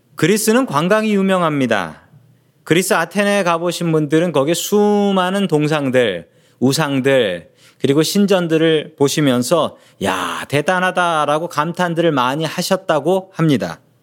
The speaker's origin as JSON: {"language": "Korean", "region": "Seoul", "country": "South Korea", "tie": "born or raised there", "said": "제가 어렸을 적부터 계속 자랐던 동네가 있습니다. 그 동네 이름은 그 서울에 있는 봉천동이라는 동네였습니다."}